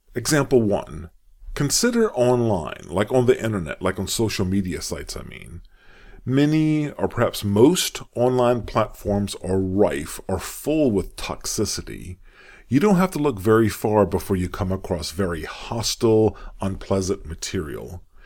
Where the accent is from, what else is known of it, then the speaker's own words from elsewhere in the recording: United States; accent: American; I'm an American, as you can tell by how I speak